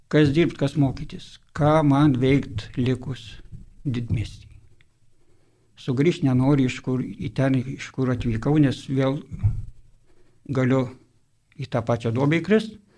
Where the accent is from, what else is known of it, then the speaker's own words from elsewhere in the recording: Dzūkija, Lithuania; moved away as an adult; now in Vilnius, Lithuania; esu dzukas